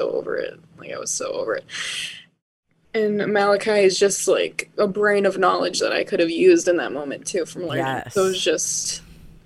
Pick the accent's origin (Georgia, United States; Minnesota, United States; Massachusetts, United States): Minnesota, United States; Bloomington; I grew up in Minnesota, and I went to a high school called Bloomington Jefferson